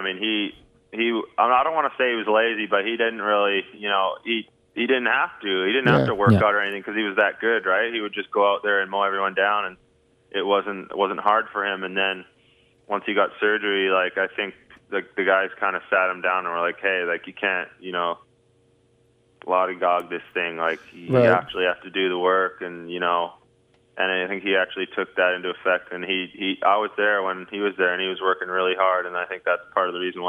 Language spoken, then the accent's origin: English; Vancouver, British Columbia, Canada; I mean, I'm from Vancouver, obviously. I love it.